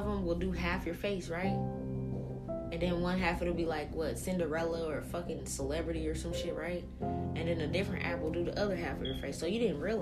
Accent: New Orleans, Louisiana, United States; now in Pacific Northwest, United States; I'm from New Orleans

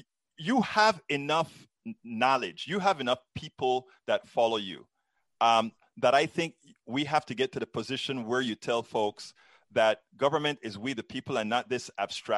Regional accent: Panama; I'm originally from Central America, Panama.

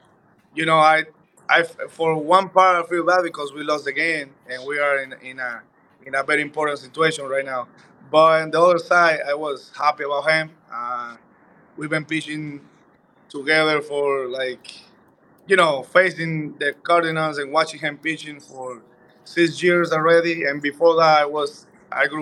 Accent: Dominican Republic; born or raised there; moved away

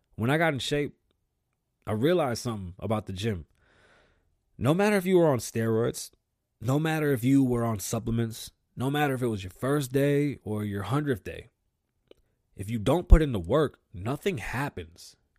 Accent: New York City, New York, United States; I was born in the Bronx. I grew up with my grandparents.

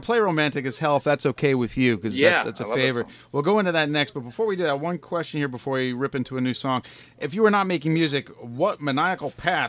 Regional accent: Long Island, New York, United States; I'm from Long Island

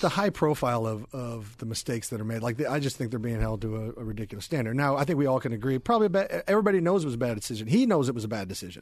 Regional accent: Overland Park, Kansas, United States; also born or lived in Louisville; I was born in Louisville, but I was raised in Overland Park, Kansas.

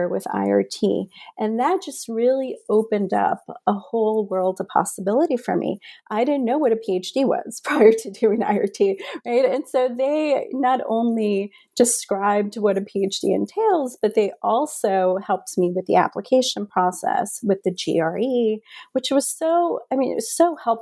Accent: Union City, New Jersey, United States; also born or lived in Medellín, Colombia; I was born in Medellin, Colombia. I arrived to the United States with my mom when I am a year old, and we settle in Union City, New Jersey

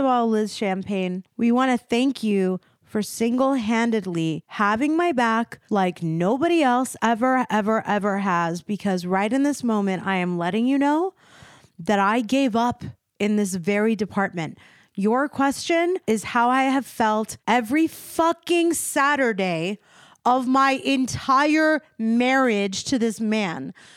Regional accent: East Coast, United States; moved away; also born or lived in Beverly Hills; we're both from the East Coast

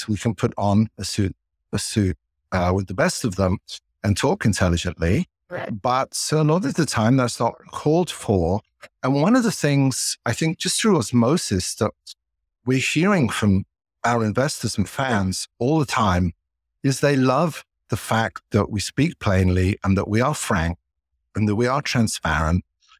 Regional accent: London, United Kingdom; You can tell I grew up in England, in London.

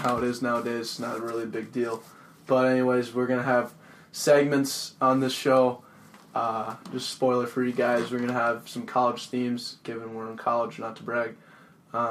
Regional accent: Denver, Colorado, United States; I'm from Denver, Colorado. Went to Regis Jesuit High School

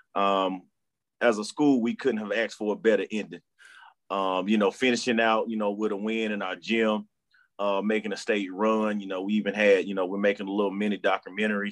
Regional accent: Charlotte, North Carolina, United States; born and raised in Charlotte, North Carolina

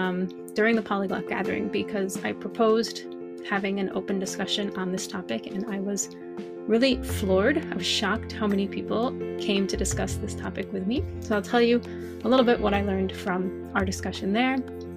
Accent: Northeast of the US, United States; first language English; So I am American, born and raised in the Northeast of the US, and I learned French. I learned a little Hebrew, but I'm not even going to count Hebrew. I started learning French in 6th or 7th grade, so I was about 11 or 12

